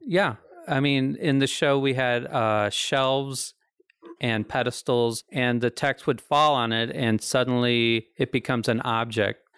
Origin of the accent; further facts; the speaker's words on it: the Ozarks, United States; I'm from the Ozarks.